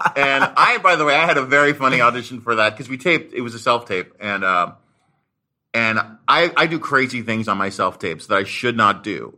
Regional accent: Marin County, Bay Area, California, United States; I grew up in the Bay Area, uh, in Marin County

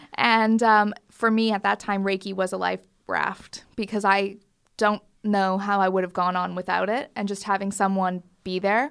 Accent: Canada; moved away; growing up in Canada, we used to just leave our front door wide open

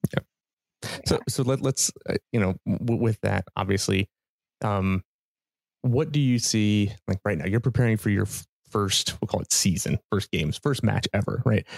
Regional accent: Ohio, United States; moved away; I'm from Ohio originally

